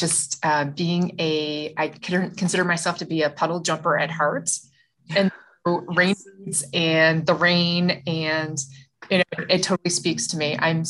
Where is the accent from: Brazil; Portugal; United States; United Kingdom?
United States; New Hampshire; moved away as an adult; now in Idaho, United States; Being someone who moved from the East Coast, so I'm originally from New Hampshire and moved here 8 years ago.